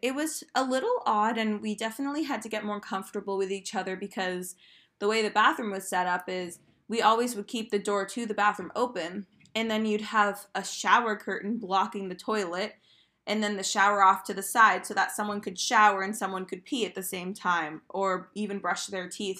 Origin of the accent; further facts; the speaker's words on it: Maine, United States; moved away as an adult; I'm from Maine and I could have easily stayed in Maine